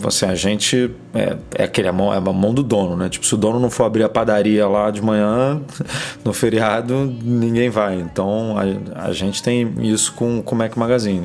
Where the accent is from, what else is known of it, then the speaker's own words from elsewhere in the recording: Rio de Janeiro, Brazil; eu sou do Rio